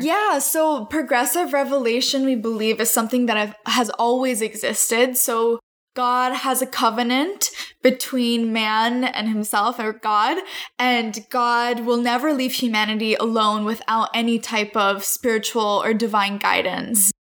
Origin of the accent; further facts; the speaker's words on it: Northern Virginia, United States; also born or lived in Haifa, Israel; I grew up in the Washington, D.C. area in Northern Virginia